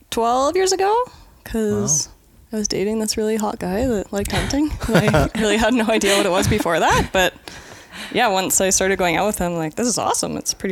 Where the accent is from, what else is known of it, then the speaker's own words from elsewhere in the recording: Kelowna, British Columbia, Canada; also born or lived in Mackenzie / Prince George; now in Kootenays, Canada; growing up in Kelowna, I didn't even know people hunted.